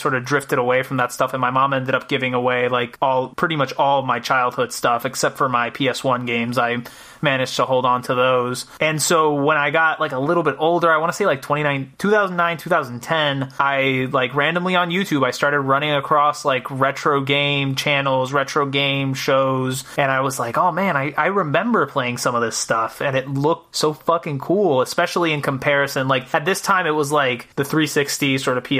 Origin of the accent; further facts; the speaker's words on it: Puerto Rico; now in Rhode Island, United States; I was born and raised in Puerto Rico